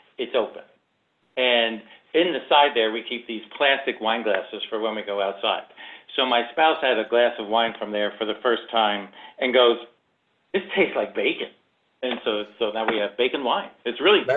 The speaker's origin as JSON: {"language": "English", "region": "New Jersey", "country": "United States", "accent": "New Jersey", "said": "my New Jersey accent"}